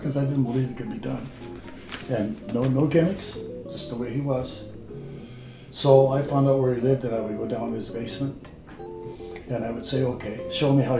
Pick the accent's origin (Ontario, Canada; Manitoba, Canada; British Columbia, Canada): Manitoba, Canada; Winnipeg; now in Yukon, Canada; I was born in St. Bob's Hospital east of Winnipeg. I'm a farm boy from east of town